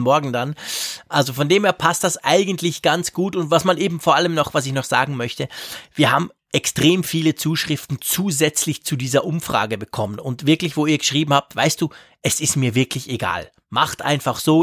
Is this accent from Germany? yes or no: no; Switzerland; bei uns in der Schweiz